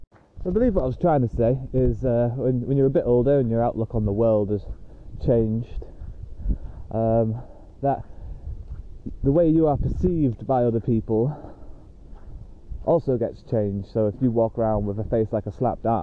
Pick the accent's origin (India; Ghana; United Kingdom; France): United Kingdom; moved away as an adult; also born or lived in Australia